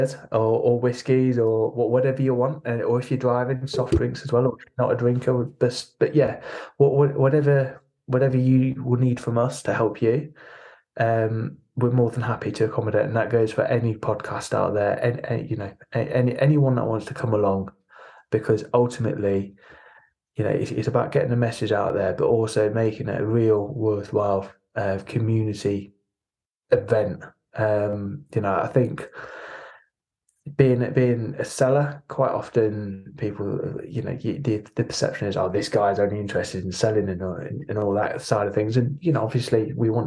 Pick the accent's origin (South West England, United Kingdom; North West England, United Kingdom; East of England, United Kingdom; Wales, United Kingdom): East of England, United Kingdom; Norwich; Growing up in Norwich